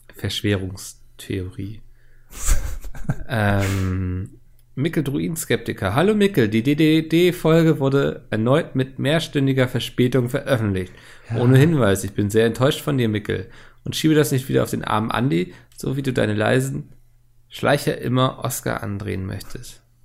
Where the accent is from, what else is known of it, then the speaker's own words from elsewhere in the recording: Germany; als Deutscher